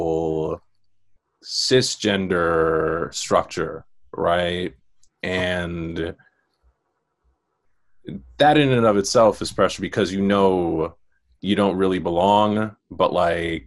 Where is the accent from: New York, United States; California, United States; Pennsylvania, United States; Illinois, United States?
New York, United States; New York City; growing up in Queens, growing up in Far Rockaway